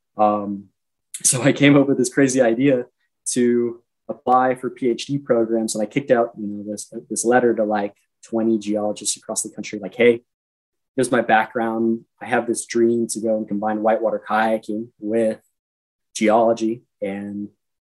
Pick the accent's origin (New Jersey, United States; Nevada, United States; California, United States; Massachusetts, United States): Nevada, United States; Reno; I'm from Reno